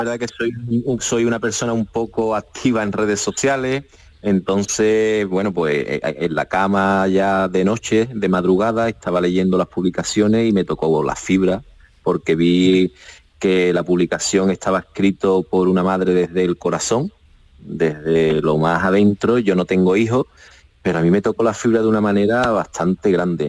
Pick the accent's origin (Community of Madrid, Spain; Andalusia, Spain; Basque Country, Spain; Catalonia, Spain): Andalusia, Spain; Cádiz; soy gaditano